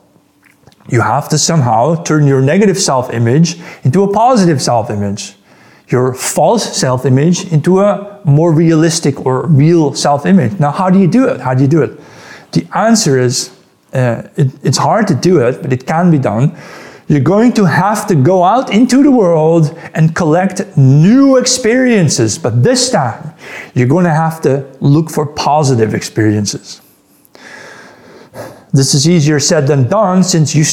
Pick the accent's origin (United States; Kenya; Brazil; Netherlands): Netherlands; moved away as an adult; also born or lived in Amsterdam / Munich; I grew up in the Netherlands